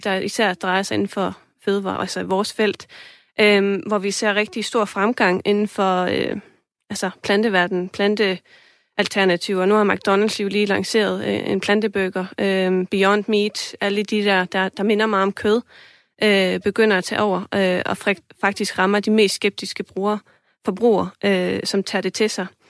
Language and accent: Danish; Iceland; now in Denmark; jeg kommer fra Island